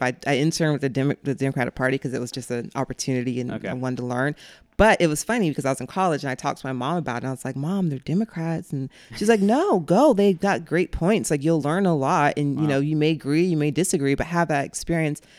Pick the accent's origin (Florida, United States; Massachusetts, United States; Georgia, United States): Florida, United States; Jacksonville; also born or lived in Clay County, Florida / Fleming Island, Florida; I grew up in Jacksonville for we moved to Clay County when I was 13